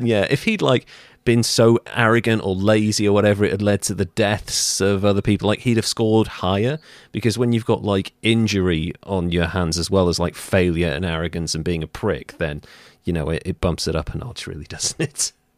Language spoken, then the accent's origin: English; Wales, United Kingdom; I'm Welsh